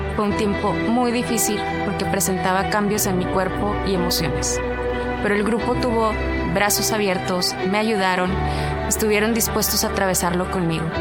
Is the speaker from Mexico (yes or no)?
yes; Monclova, Coahuila, Mexico; moved away as an adult; now in Monterrey, Mexico; nací en Monclova, Coahuila, crecí en un hogar con amor y unión familiar